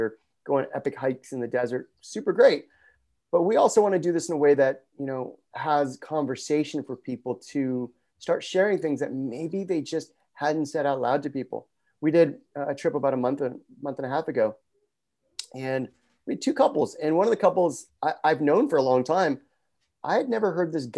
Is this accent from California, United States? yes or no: yes; Los Angeles, California, United States; now in Santa Monica, United States; I grew up just north of here in Pacific Palisades, and I'm currently in Santa Monica.